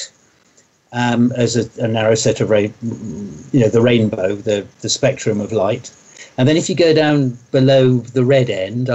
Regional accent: near Oxford, South East England, United Kingdom; also born or lived in Sweden; I grew up near Oxford, and I've lived most of my life in England

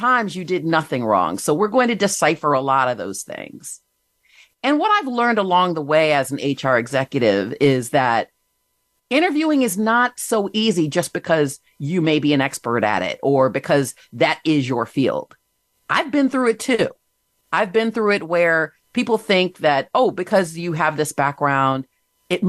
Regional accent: Michigan, United States; moved away as an adult; also born or lived in Virginia; I started out, grew up in Michigan

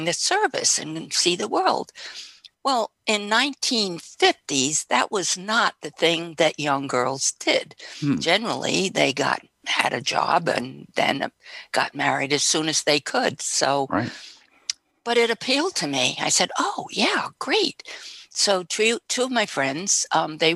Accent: Yonkers, New York, United States; I grew up mainly in Yonkers in Westchester County in New York

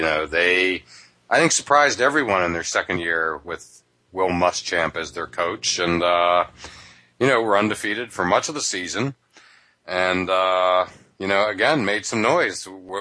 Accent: near Penn State, Pennsylvania, United States; moved away; also born or lived in Florida; I grew up near Penn State watching games at Beaver Stadium, but then moved to Florida

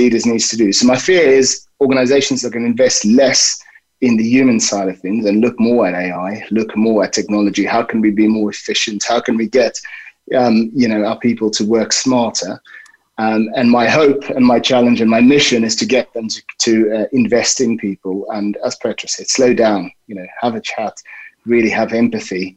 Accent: South Africa; moved away; I grew up in South Africa

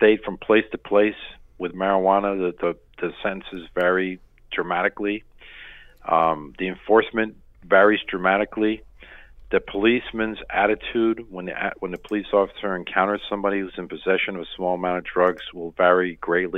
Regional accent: the South, United States; I grew up in the South

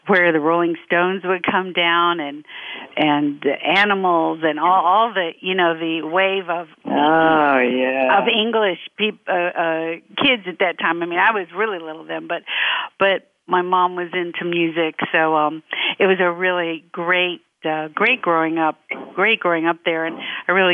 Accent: Memphis, Tennessee, United States; now in California, United States; I grew up in Memphis, Tennessee, so I'm a Southern girl

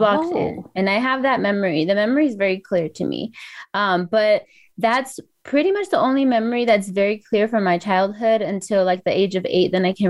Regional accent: Los Angeles, California, United States; I grew up in San Fernando Valley of LA County

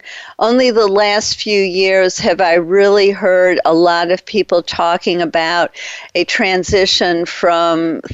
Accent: Detroit, Michigan, United States; I'm from Detroit, and my father was a big fan of the Detroit Tigers.

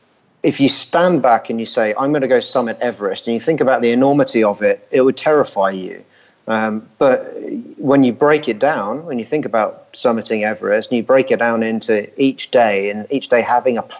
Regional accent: Richmond, London, United Kingdom; Richmond, which is my hometown.

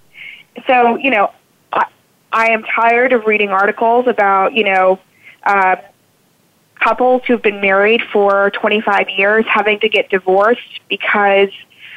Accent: South Louisiana, United States; moved away; also born or lived in Houston; I'm originally from South Louisiana, so one of my earliest memories is actually of Hurricane Andrew

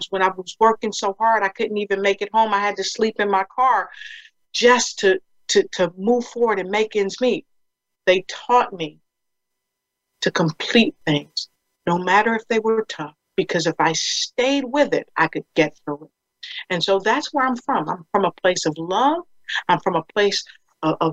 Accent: Passaic, New Jersey, United States; I'm from New Jersey, Passaic, New Jersey, that is

